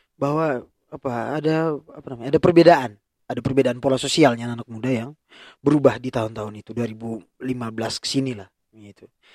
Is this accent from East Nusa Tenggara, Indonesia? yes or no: yes; Ruteng, East Nusa Tenggara, Indonesia; saya lahir dan besar di Ruteng